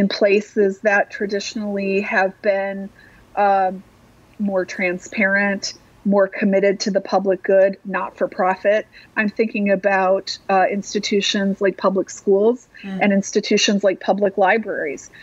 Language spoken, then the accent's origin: English; Madison, Wisconsin, United States; cities like mine — I come from Madison, Wisconsin, 250,000 people.